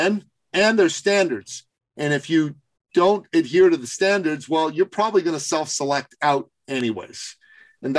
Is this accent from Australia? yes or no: no; Canada; I'm from Canada